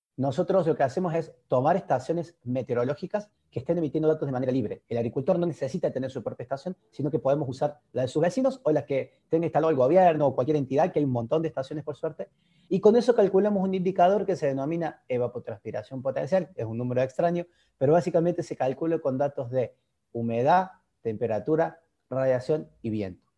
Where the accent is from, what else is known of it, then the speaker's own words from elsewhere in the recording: Argentina; accent: Argentine; como se habrán dado cuenta por mi tonado, por mi dialecto, soy argentino.